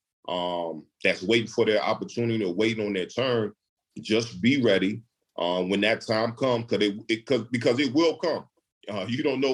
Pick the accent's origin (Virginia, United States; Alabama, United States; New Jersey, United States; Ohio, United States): Virginia, United States; Newport News; growing up in Newport News, Virginia, just growing up around a lot of great athletes.